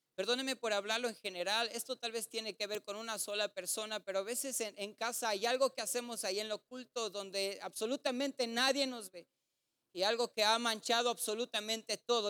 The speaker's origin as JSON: {"language": "Spanish", "town": "Ciudad Juárez", "region": "Chihuahua", "country": "Mexico", "said": "somos de Juárez"}